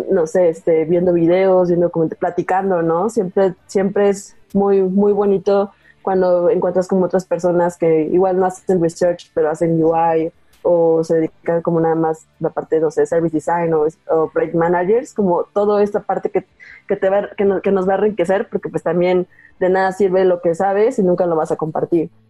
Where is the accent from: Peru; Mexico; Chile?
Mexico; Veracruz; now in Mexico City, Mexico; yo soy originaria de Veracruz, allá exactamente estudié